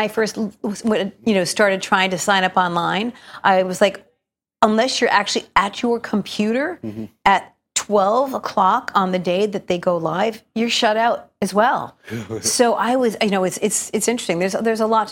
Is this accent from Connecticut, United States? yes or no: yes; Connecticut, United States; moved away as an adult; also born or lived in Wallingford, Connecticut; now in Norwalk, United States; I was born in Norwalk, Connecticut, and grew up until I was 10 there, and then moved to Wallingford, Connecticut